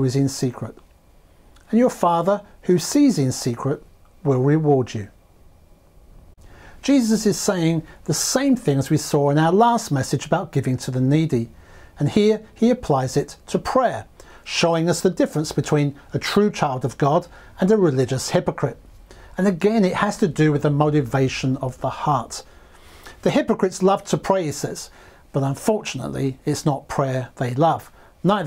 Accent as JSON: {"language": "English", "region": "London", "country": "United Kingdom", "tie": "born or raised there", "said": "I was in my mid-teens growing up in London"}